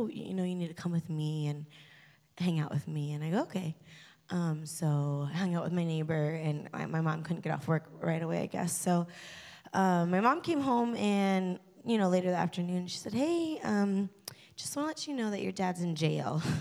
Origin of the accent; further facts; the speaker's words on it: Delaware, United States; I grew up in Delaware.